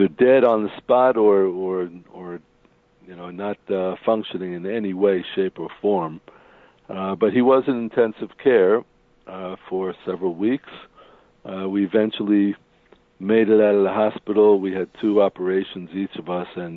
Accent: United States; moved away as an adult; now in Israel; I'm originally from the United States

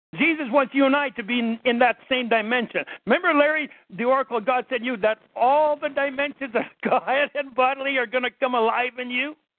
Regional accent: Canada; I'm Canadian

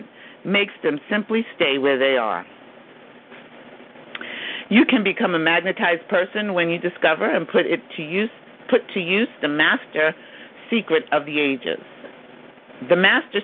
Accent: New York, United States; accent: New York; my New York accent

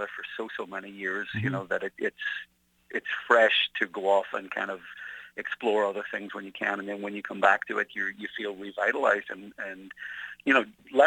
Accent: Belfast, Northern Ireland, United Kingdom; I grew up in Belfast in the 1970s

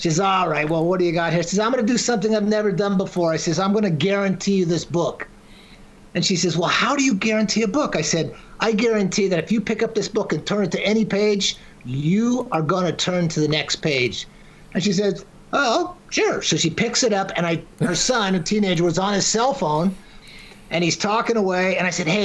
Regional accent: Washington, United States; moved away; My granddad had a small ranch when I was growing up in Washington.

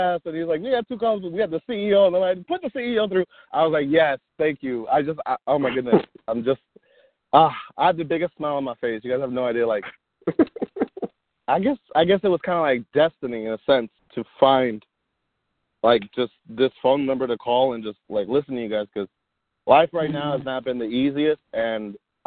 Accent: Lakeland, Florida, United States; I am from Lakeland, Florida

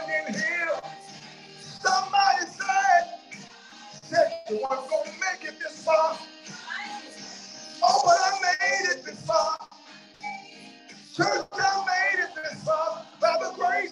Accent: Columbia, Tennessee, United States; I'm from Columbia, Tennessee, and I have a granddad who lived on a farm

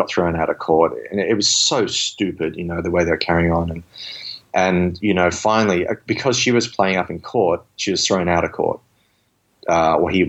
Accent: Australia; I grew up in Australia where I was, you know, people beat me up or, you know, I got into fights all the time, walking home from school almost every day

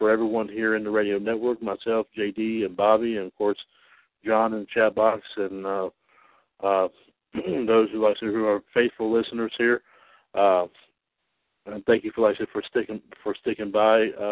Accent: Trinity, North Carolina, United States; from my hometown here, Trinity, North Carolina

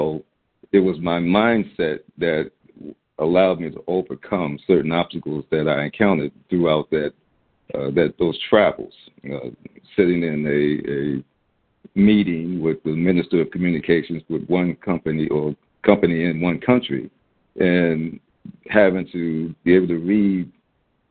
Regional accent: Baltimore, Maryland, United States; this kid growing up in Baltimore, the public school

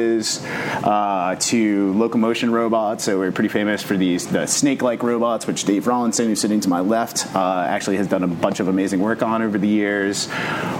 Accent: Rhode Island, United States; also born or lived in Colorado / Chicago; now in Pittsburgh, United States; I grew up in Rhode Island.

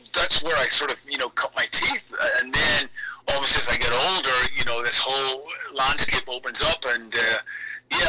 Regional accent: Belfast, Northern Ireland, United Kingdom; Belfast, my hometown, when I was 13 years old

